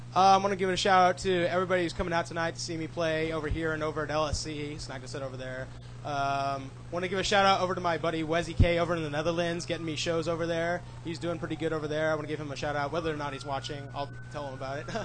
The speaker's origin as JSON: {"language": "English", "town": "Renton", "region": "Washington", "country": "United States", "tie": "born or raised there", "said": "I grew up here around Seattle area. I was born here, lived in Renton most of my life."}